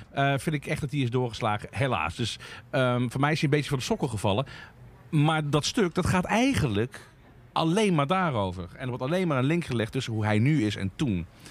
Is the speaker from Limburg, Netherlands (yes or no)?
yes; Limburg, Netherlands; Ik ben een klein Limburgs dorpje opgegroeid.